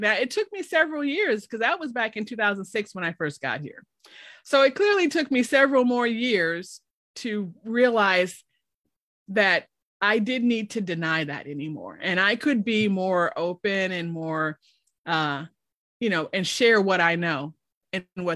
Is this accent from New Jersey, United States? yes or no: no; Chicago, Illinois, United States; moved away as an adult; now in Oklahoma, United States; I'm originally from Chicago.